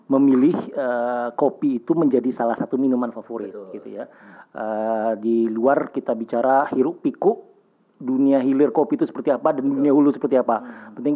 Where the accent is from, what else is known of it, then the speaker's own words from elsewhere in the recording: Jakarta, Indonesia; born there; Lahir di Jakarta, sekarang juga usaha juga di Jakarta.